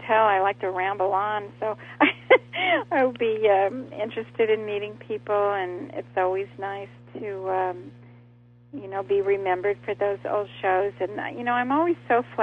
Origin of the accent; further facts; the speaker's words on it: Los Angeles, California, United States; I grew up in Hollywood